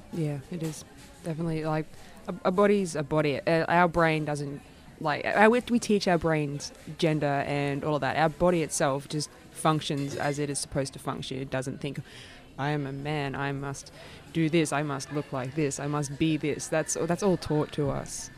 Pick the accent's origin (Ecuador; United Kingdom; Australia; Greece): Australia; regional Queensland; moved away; I'm originally from regional Queensland